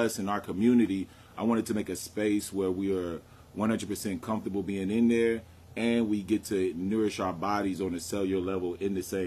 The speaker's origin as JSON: {"language": "English", "town": "San Antonio", "region": "Texas", "country": "United States", "tie": "born or raised there", "said": "I'm from Preston. Like my mom went to Wheatley. Well, it was Brackenridge now, but it was Wheatley then. My mom had me literally on Preston."}